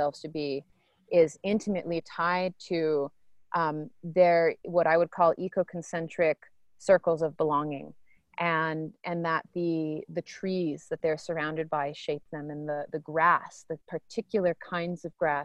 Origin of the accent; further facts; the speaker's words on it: Maine, United States; growing up in Maine